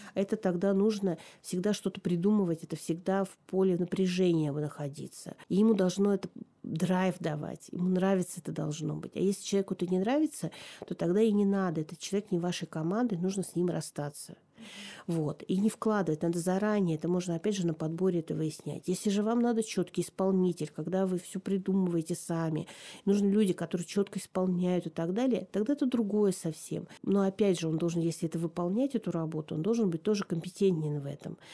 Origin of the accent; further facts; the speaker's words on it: Tomsk, Tomsk Oblast, Russia; also born or lived in Novosibirsk; я переезжала из Новосибирска в Томск